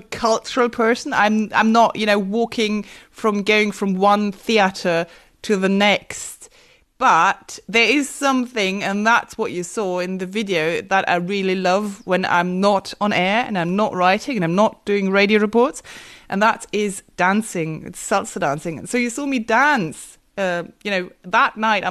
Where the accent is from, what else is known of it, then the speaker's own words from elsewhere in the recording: Marburg, Hesse, Germany; moved away as an adult; also born or lived in Münster, Germany; now in Paris, France; I grew up in Marburg